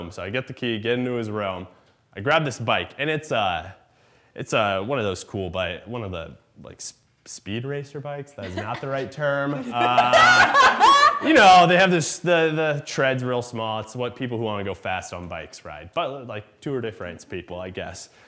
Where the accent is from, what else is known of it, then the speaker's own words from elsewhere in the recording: Iowa, United States; I'm from Iowa